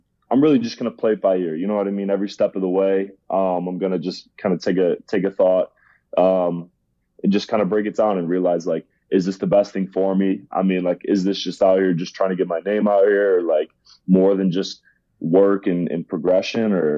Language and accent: English; Ohio, United States; I grew up in Ohio